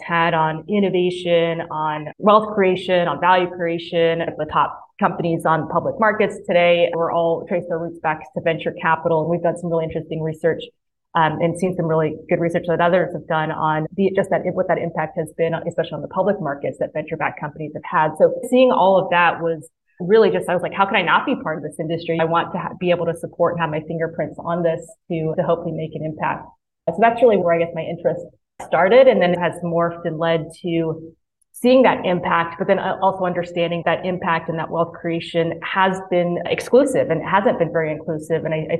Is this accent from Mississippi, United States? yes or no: yes; Mississippi, United States; moved away as an adult; You can't tell by my accent, but I actually grew up in Mississippi. And so I spent the first 18 years of my life there and loved it.